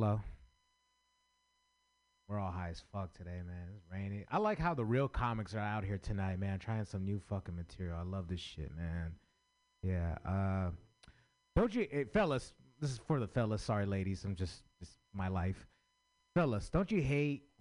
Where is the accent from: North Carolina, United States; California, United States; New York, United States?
California, United States; San Francisco; I grew up in San Francisco